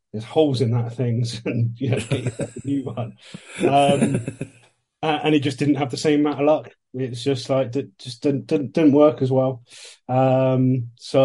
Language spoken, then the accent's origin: English; England, United Kingdom; I'm obviously from England, grew up in the early 90s, late 80s